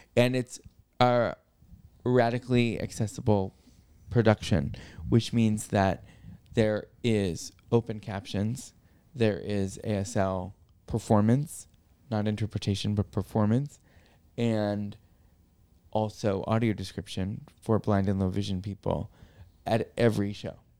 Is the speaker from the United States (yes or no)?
yes; New York, United States; my life as a New Yorker with cerebral palsy